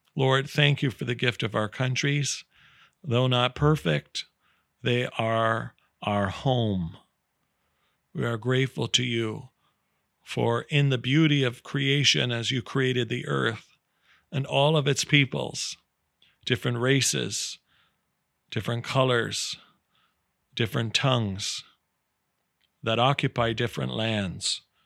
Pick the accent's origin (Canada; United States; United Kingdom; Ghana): Canada; I'm so proud as a Canadian